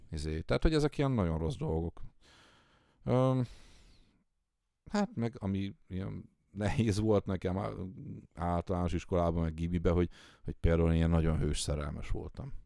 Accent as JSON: {"language": "Hungarian", "town": "Tiszalök", "region": "Szabolcs-Szatmár-Bereg", "country": "Hungary", "tie": "born or raised there", "also_born_or_lived": "Nyíregyháza", "said": "én ugye vidéki gyerek vagyok, Aha. és, és Nyíregyházán, meg szülőfalum, most már város, Tiszalökön nevelkedtem"}